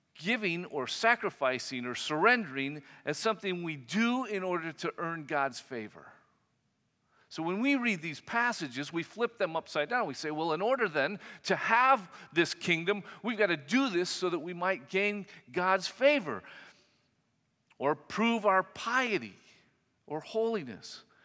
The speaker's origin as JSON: {"language": "English", "country": "United States", "said": "as an American Christian"}